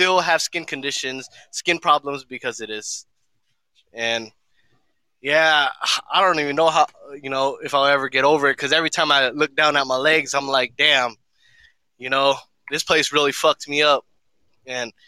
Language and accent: English; Long Beach, California, United States; I came from Long Beach